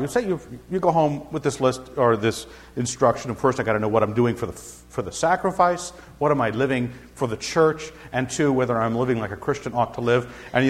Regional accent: Scotland, United Kingdom; Now, I'm a Scotsman. I'm supposed to reverence the name of Wallace.

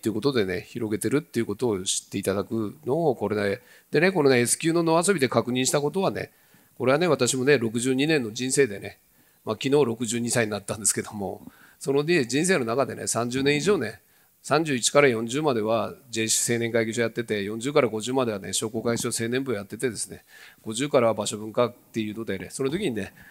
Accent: Tokachi, Hokkaido, Japan; これは私の地元の十勝の畑ですけどね

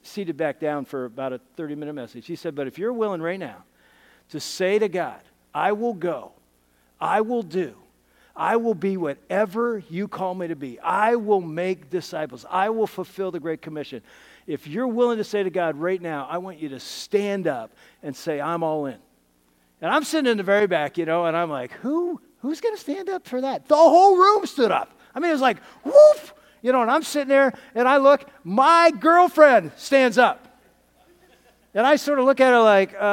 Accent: Findlay, Ohio, United States; my hometown of Findlay, Ohio

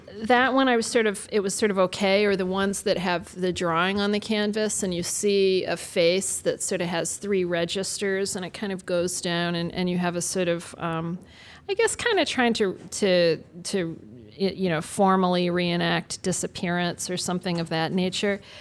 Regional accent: Kalamazoo, Michigan, United States; I'm from Kalamazoo, Michigan

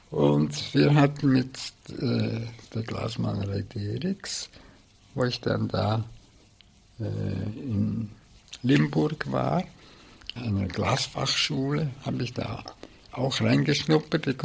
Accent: Bern, Switzerland; Luzern, aber ich habe nie im Allgäu gewohnt und ich bin in Bern aufgewachsen.

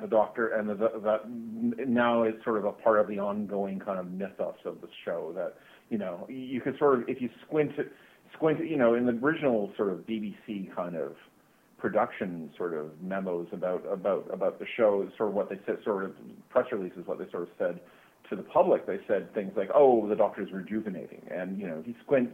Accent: Canada; growing up in Canada

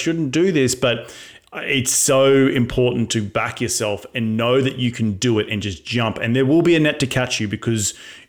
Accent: Australia; I am Australian

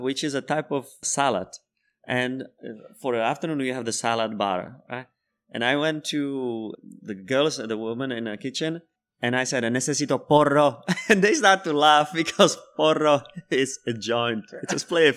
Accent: Czechia; first language Czech; English is a second language; moved away as an adult; also born or lived in Spain; I'm from Czech Republic. I have been living there for twenty years

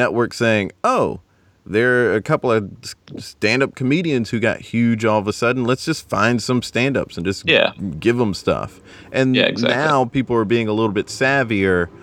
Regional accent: South Carolina, United States; where I'm from in South Carolina

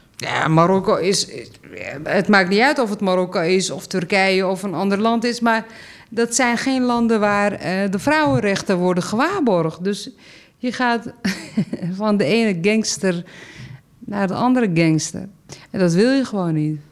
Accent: Amsterdam, North Holland, Netherlands; ik kom uit Zuid. ik woon hier en ik ben hier actief

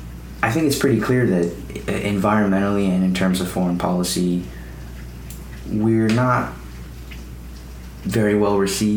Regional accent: United States; as someone who's born and raised in America

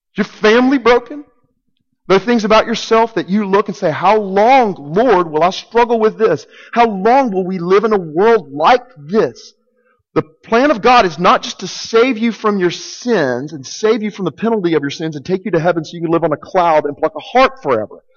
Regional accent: Arkansas, United States; I'm from Arkansas. I know you can probably tell the accent.

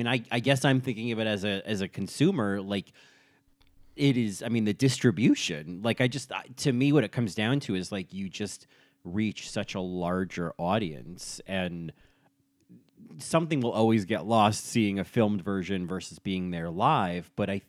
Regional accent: Connecticut, United States; born there; I was born in Connecticut.

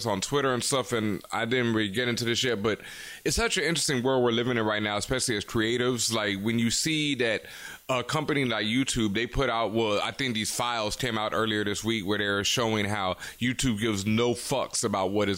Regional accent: Houston, Texas, United States; I grew up in Houston and I went to school

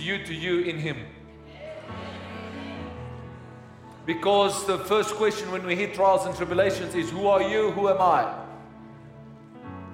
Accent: Pretoria, Gauteng, South Africa; I grew up in Hatfield

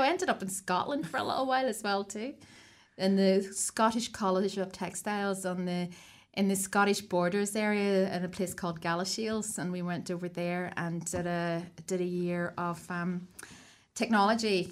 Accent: Ireland; moved away as an adult; also born or lived in Sydney, Australia; now in Wellington, New Zealand; I'm Irish as well.

